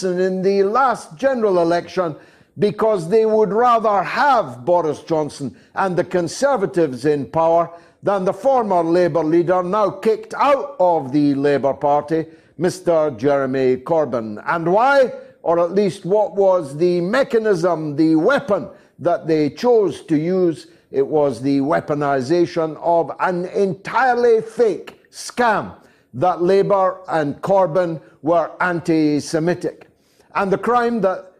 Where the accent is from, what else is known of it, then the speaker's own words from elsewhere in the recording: Scotland, United Kingdom; As a Scotsman